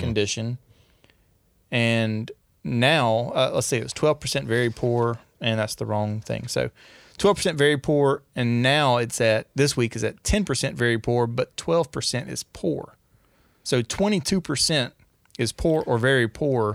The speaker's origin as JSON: {"language": "English", "region": "Northeast Louisiana", "country": "United States", "said": "I'm from Northeast Louisiana"}